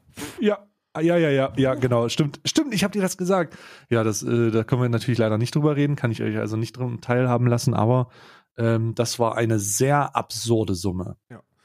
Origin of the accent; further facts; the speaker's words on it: Switzerland; bei uns in der Schweiz